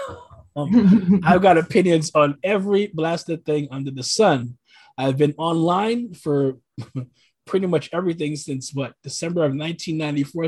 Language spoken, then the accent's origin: English; New York City, New York, United States; now in Oregon, United States; I'm originally from New York City, originally from Brooklyn. I reside currently in the Pacific Northwest in Oregon